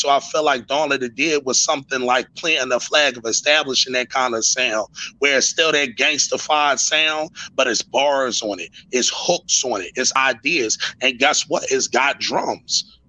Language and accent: English; Philadelphia, Pennsylvania, United States; I'm from West Philly